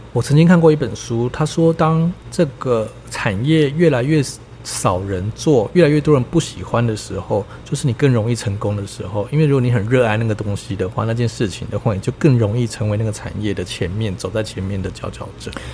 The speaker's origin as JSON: {"language": "Chinese", "country": "Taiwan", "said": "因为我是台湾人吧"}